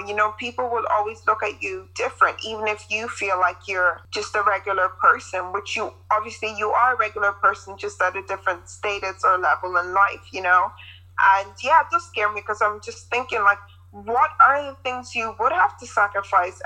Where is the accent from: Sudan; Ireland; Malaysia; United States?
Ireland; our experience and the culture here